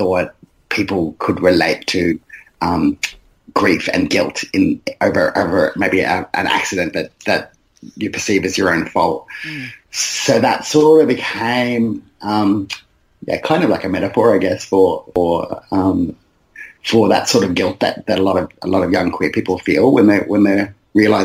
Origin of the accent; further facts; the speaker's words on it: Brisbane, Queensland, Australia; I grew up in West End in Brisbane, which is a densely migrant area.